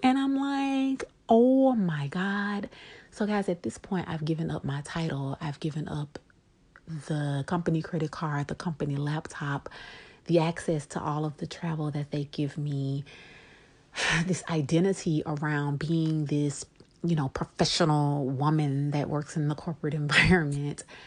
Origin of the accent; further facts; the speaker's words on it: Shreveport, Louisiana, United States; also born or lived in Monroe, Louisiana; I am originally from Shreveport, Louisiana.